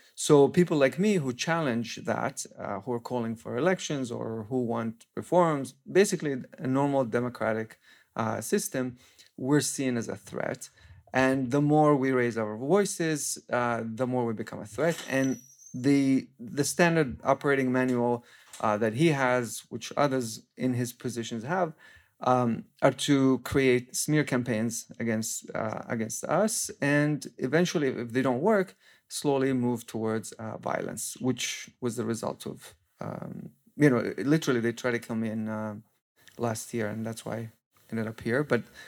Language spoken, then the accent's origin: English; Palestine; I grew up in Palestine. For the past 12 years, I've been mainly working on anti-corruption and exposing corruption within the Palestinian Authority